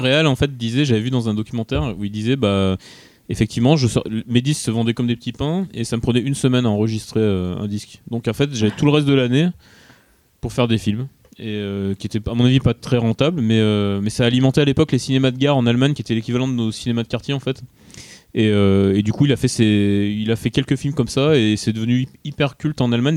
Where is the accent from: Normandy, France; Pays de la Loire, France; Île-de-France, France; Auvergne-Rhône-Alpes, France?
Auvergne-Rhône-Alpes, France; Grenoble; je suis de Grenoble